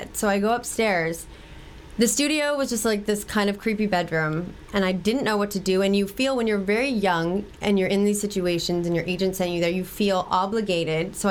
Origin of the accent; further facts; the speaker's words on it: Malibu, California, United States; growing up in Malibu